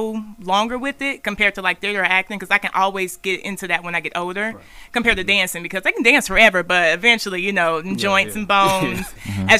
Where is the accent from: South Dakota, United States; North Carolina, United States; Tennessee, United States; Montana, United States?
Tennessee, United States; Memphis; moved away as an adult; also born or lived in Antioch, Tennessee; now in Middle Tennessee, United States; I'm from Memphis, East Memphis